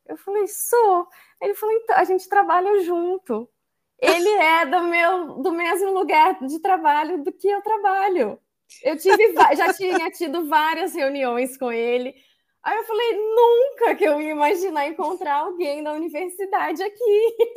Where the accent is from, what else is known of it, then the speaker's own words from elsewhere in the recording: Ouro Preto, Minas Gerais, Brazil; morei em Ouro Preto, nasci em Ouro Preto